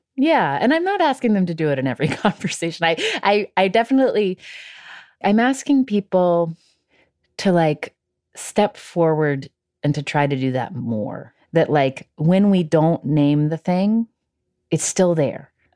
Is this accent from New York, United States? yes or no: no; West Virginia, United States; I'm from West Virginia